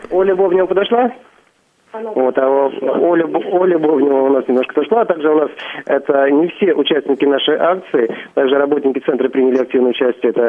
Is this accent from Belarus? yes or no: yes; Belarus; now in Kursk, Russia; я из Беларуси, учусь в Курске.